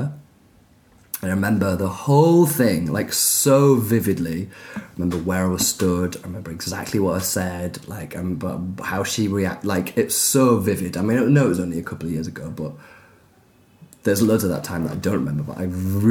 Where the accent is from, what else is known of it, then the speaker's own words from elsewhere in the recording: Leeds, Yorkshire and the Humber, United Kingdom; I was growing up in Leeds in the 80s